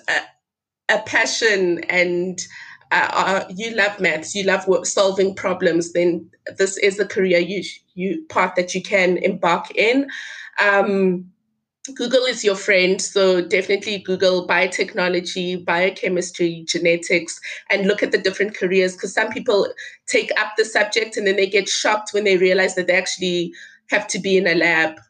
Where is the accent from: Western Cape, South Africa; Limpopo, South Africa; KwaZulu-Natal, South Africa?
Limpopo, South Africa; my village, the village where I was born